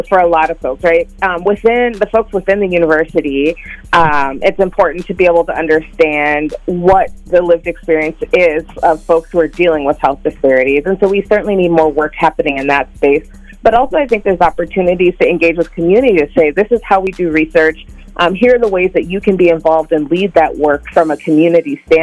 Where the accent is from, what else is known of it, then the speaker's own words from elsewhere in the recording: Minnesota, United States; as someone who was born and raised in the Black community here in Minnesota